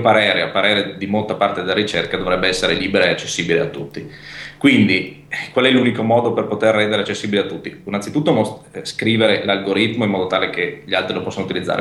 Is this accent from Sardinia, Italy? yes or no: no; Pordenone, Friuli-Venezia Giulia, Italy; moved away as an adult; now in Trieste, Italy; questo ospedale era nei pressi della mia città natale, che è Pordenone